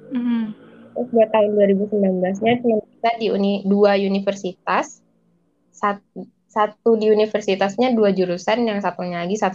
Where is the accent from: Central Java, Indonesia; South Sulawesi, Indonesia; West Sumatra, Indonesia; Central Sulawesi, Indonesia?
West Sumatra, Indonesia; Padang; uh, dari daerah saya sih kak daerah saya Padang Sumatera Barat